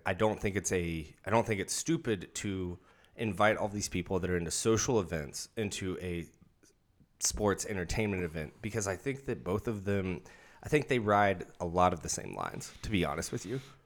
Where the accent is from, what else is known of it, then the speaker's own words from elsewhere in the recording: Central Kentucky, United States; moved away; I'm from Central Kentucky, not from fucking Louisville.